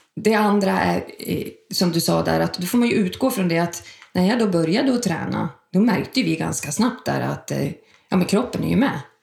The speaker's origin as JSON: {"language": "Swedish", "town": "Sundsvall", "region": "Västernorrland County", "country": "Sweden", "moved": "as an adult", "lives_now": "Stockholm, Sweden", "said": "Jag kommer från Sundsvall, flyttade till Stockholm 94."}